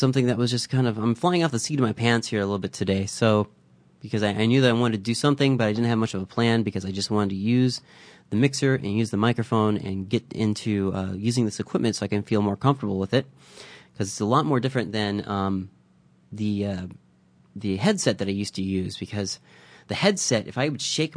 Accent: Midwest, United States; now in Vancouver, Canada; I grew up in the Midwest

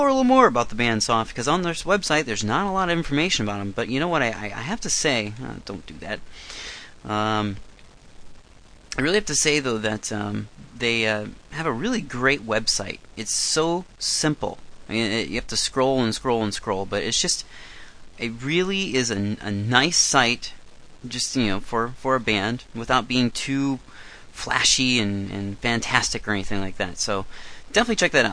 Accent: eastern Iowa, United States; now in Canada; I am originally from Iowa, and I am from the eastern part of Iowa

